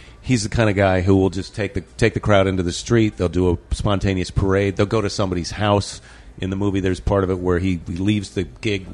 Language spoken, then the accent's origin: English; Iowa, United States; I'm from Iowa